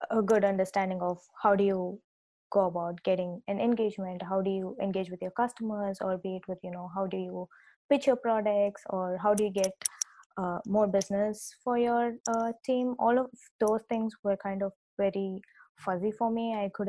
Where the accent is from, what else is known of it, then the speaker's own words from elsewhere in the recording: Chennai, Tamil Nadu, India; So I uh, grew up in uh, India and I come from the southern part of India um, I uh, uh, grew up in a place called Chennai, but then my dad was working at the bank.